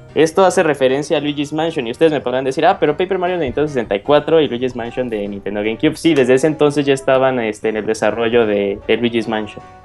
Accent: Mexico; está el estigma como sociedad mexicana que nos hacemos las preguntas de que, ¿por qué Estados Unidos tiene mayor éxito económico que nuestro país?

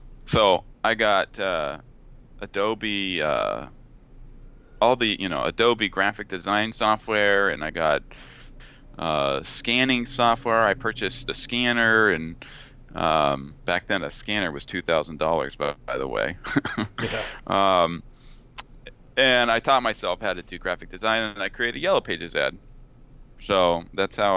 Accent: Placentia, California, United States; I grew up in Placentia, California, near Yorba Linda, Brea area

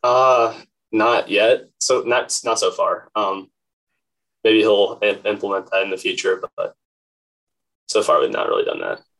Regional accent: Crozet, Virginia, United States; I'm from Crozet, Virginia, which is about 20 minutes outside of Charlottesville

